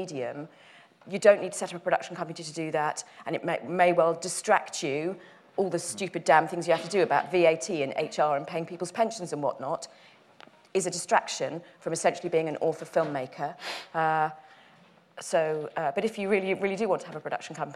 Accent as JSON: {"language": "English", "town": "Dagenham", "region": "London", "country": "United Kingdom", "tie": "born or raised there", "said": "I'm from Dagenham in Essex, and I went to a comprehensive school in Essex"}